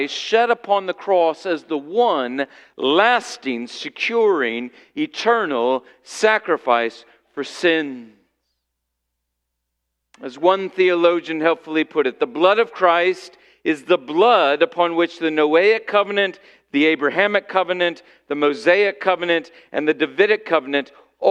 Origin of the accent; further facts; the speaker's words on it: Illinois, United States; I grew up in Illinois